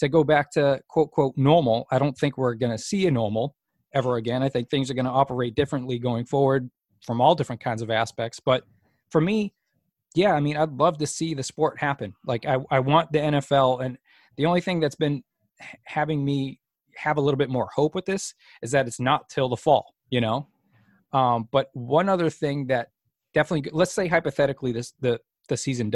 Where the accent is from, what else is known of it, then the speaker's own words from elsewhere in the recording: New England, United States; I grew up in New England